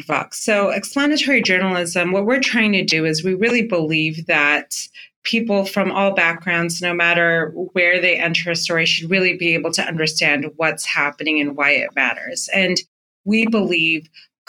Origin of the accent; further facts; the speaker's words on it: Fremont, California, United States; the brown community I grew up in Fremont, California.